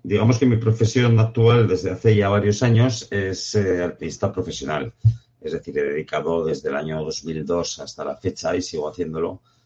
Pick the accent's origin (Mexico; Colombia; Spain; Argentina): Spain; Jaca, Aragon; yo soy nacido en Jaca, que, estaba cerca de las montañas